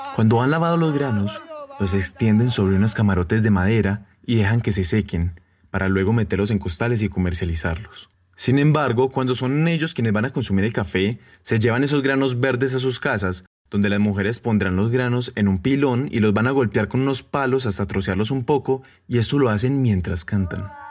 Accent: Colombia; como buen colombiano que soy

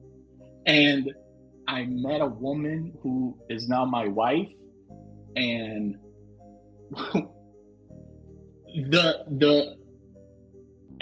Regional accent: Hollywood, Florida, United States; moved away as an adult; also born or lived in Washington, D.C.; now in Kansas, United States; I was born in Hollywood, Florida

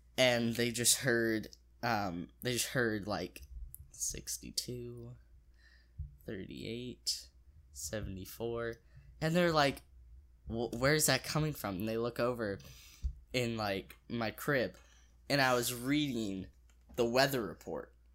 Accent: Springfield, United States; I was born and raised in Springfield

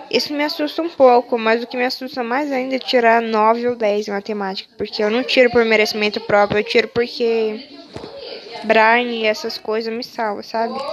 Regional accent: São Paulo, Brazil; Sou de São Paulo, tenho 16 anos e eu vou fazer 17 daqui dois meses.

